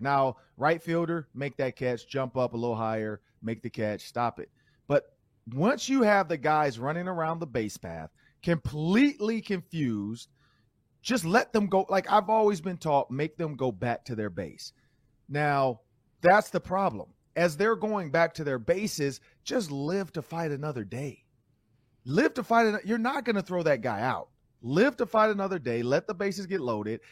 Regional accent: Detroit, Michigan, United States; now in Minnesota, United States; and I'm from Detroit

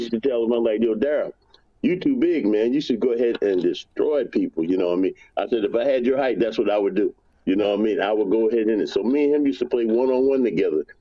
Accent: New York City, New York, United States; I'm from New York, from Brooklyn

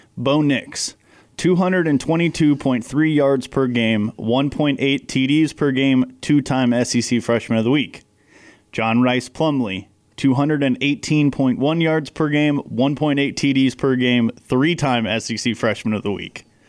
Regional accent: Texas, United States; moved away; we're both from Texas

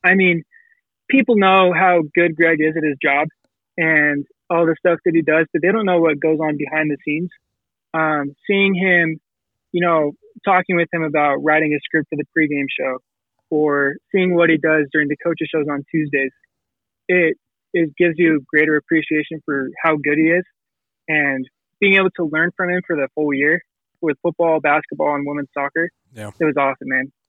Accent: Salt Lake City, Utah, United States; Yeah, so I grew up in Salt Lake, been a BYU fan my whole life.

